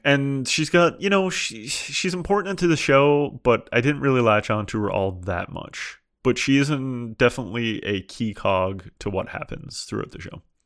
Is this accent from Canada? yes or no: yes; Canada; I'm from Canada and I've heard this accent so many times